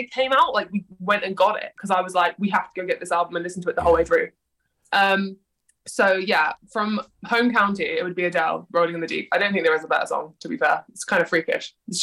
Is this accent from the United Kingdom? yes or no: yes; London, United Kingdom; born or raised there